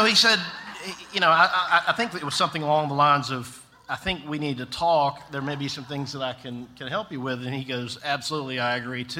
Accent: Tifton, Georgia, United States; moved away as an adult; also born or lived in Atlanta area; now in Atlanta, United States; I grew up in South Georgia in Tifton

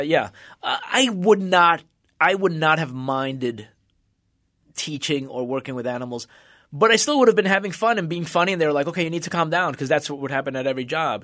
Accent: Union City, New Jersey, United States; moved away as an adult; also born or lived in Cuba / Venezuela / Massachusetts; now in Los Angeles, United States; we went to New Jersey, and I grew up in New Jersey.

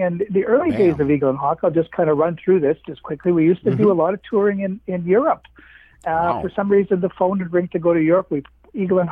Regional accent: Winnipeg, Manitoba, Canada; I'm from Winnipeg, again, in Manitoba.

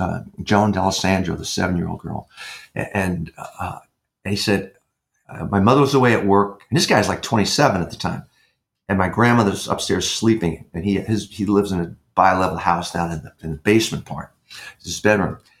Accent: New York, United States; moved away; I was raised in New York as a kid

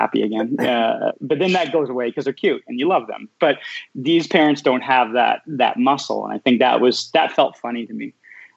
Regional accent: Canada; I'm Canadian, so I, you know, grew up reading Mordecai Richler

